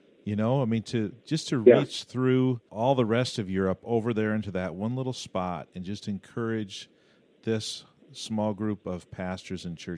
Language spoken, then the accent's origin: English; United States; What's a lesson for us as American pastors in small churches?